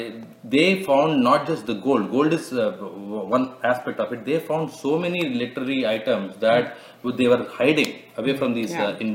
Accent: South Central India, India; I'm from South Central India.

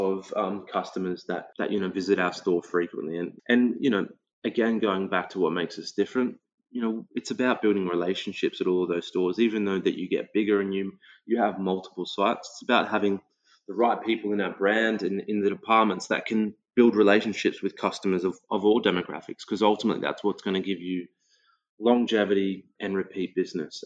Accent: Australia; growing up in the Australian multicultural climate, you know, like as a kid, you're growing up

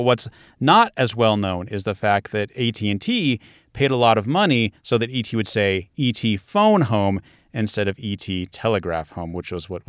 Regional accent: Montana, United States; Montana. I don't know if that counts as another place.

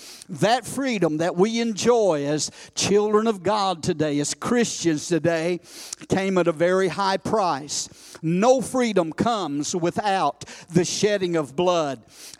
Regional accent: United States; I'm thankful today that I was born in America

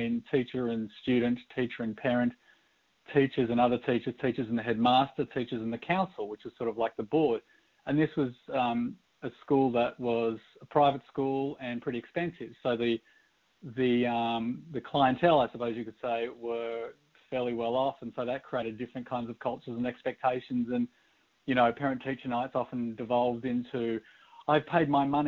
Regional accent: Sydney, New South Wales, Australia; moved away as an adult; now in Portland, United States; I'm from Sydney, Australia, which is why I sound a little funny.

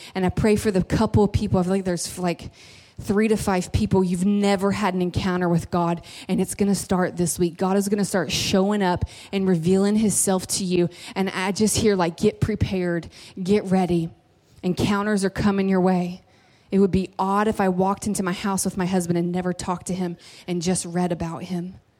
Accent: Kentucky, United States; I'm from Kentucky

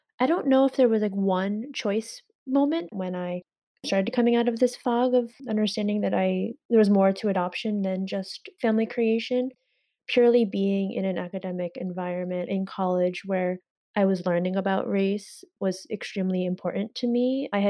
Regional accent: China; born there; I knew that I was adopted from China.

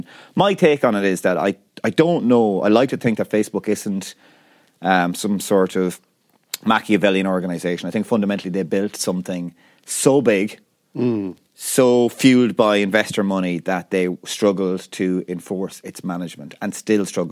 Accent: Ireland; we grew up as Irish people probably living in the shadow of the UK

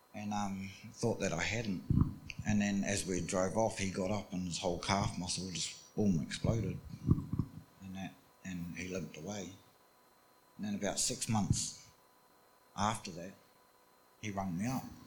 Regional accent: New Zealand; I grew up in New Zealand. Um, we, we, grew up on farms in New Zealand.

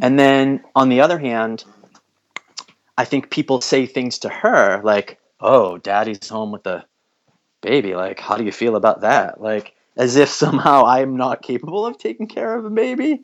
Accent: United States; also born or lived in New England; as an American

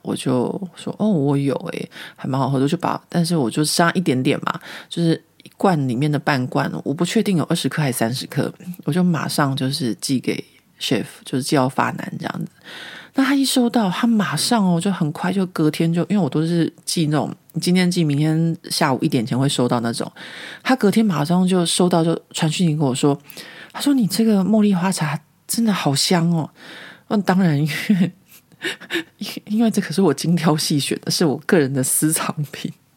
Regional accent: Taiwan; now in Paris, France; 我们是台湾人

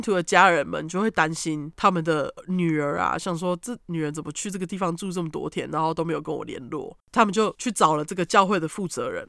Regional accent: Taiwan; 我们台湾人的

